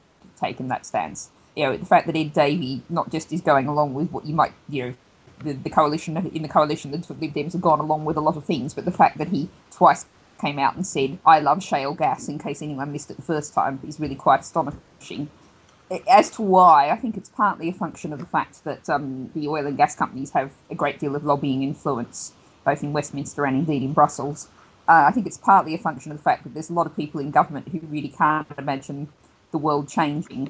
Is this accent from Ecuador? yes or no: no; Australia; accent: Australian; now in United Kingdom; the accent is originally Australian